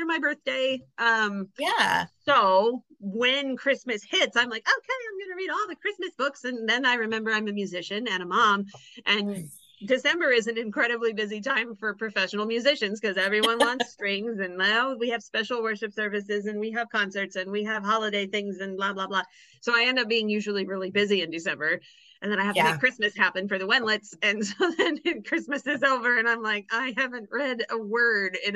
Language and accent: English; Kansas, United States; also born or lived in Oklahoma / Illinois; I was born and raised in Kansas